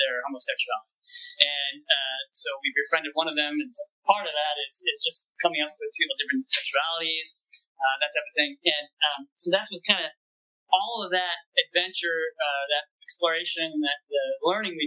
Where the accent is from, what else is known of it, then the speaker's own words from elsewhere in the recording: the Northwest, Pacific Northwest, United States; moved away as an adult; now in Southern United States; We're from the Northwest originally